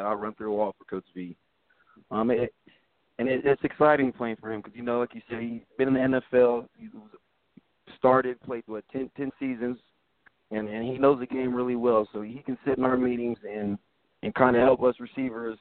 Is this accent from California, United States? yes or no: yes; Fresno, California, United States; moved away as an adult; also born or lived in Pennsylvania; I'm from California